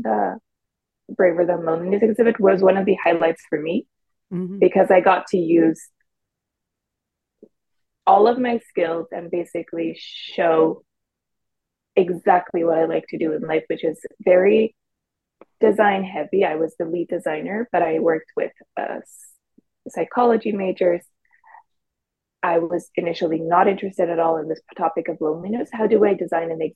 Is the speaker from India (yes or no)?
no; Mexico; moved away as an adult; also born or lived in Waterloo, Canada; now in Toronto, Canada; I'm originally from Mexico. So I'm a Mexican who came to Canada for her studies at the University of Waterloo a few years ago